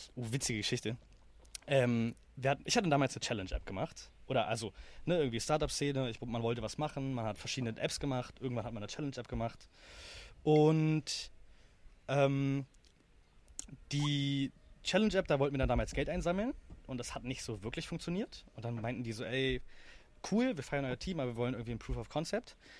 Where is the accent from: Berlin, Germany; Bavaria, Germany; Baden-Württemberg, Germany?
Berlin, Germany; ich bin halt in Berlin aufgewachsen